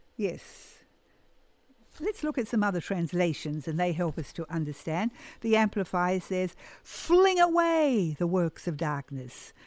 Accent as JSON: {"language": "English", "country": "New Zealand", "tie": "born or raised there", "moved": "yes", "said": "I grew up in New Zealand"}